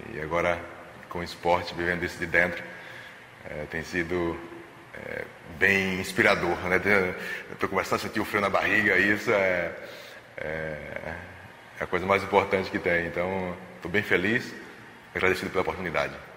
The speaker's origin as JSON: {"language": "Portuguese", "town": "Recife", "region": "Pernambuco", "country": "Brazil", "tie": "born or raised there", "moved": "yes", "said": "por voltar à minha terra"}